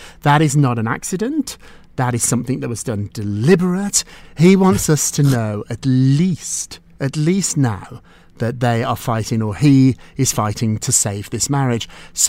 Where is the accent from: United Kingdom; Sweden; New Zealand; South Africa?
United Kingdom; I'm British.